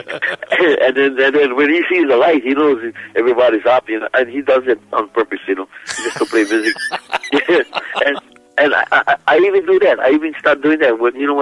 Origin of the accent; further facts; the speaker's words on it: Kalapana, Hawaii, United States; As I was growing up in Kalapana